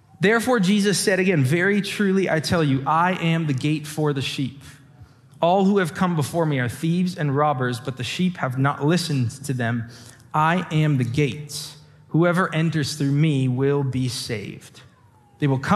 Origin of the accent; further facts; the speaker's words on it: LaSalle, Ontario, Canada; now in Windsor, Canada; I grew up in LaSalle